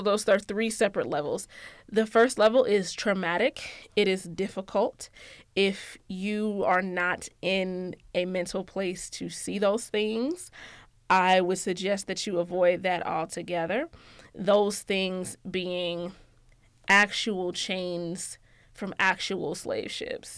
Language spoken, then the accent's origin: English; Georgia, United States; I'm from Georgia, um, and everything that comes with that, yes, I'm from Georgia